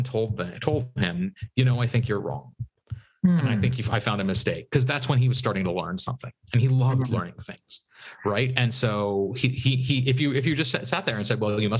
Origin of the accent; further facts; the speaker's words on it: United States; I grew up outside Washington, D.C.